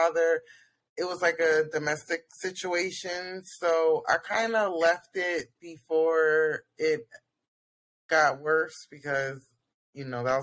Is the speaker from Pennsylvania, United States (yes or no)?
yes; Pennsylvania, United States; I'm from Pennsylvania.